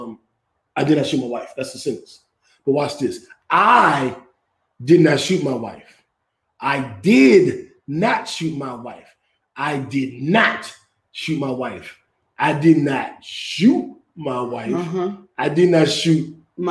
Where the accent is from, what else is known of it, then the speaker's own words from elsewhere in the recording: Washington, District of Columbia, United States; I grew up on Georgia Avenue. I went to a college in my neighborhood.